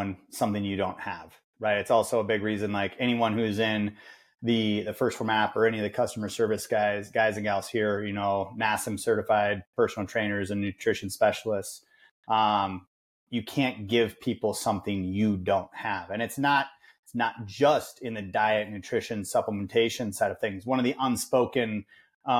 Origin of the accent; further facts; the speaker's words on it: Wisconsin, United States; I'm from Wisconsin